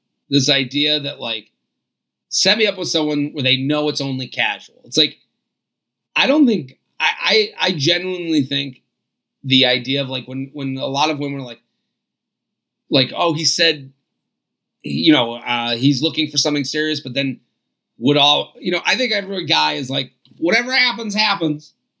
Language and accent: English; Sweden; I was back in my hometown in Sweden for a few months before I had plans to move to the UK.